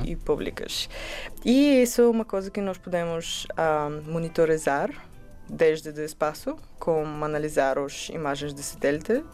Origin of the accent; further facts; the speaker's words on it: Bulgaria; Portuguese is a second language; now in Portugal; eu sou do Bulgária, o meu português é quase bem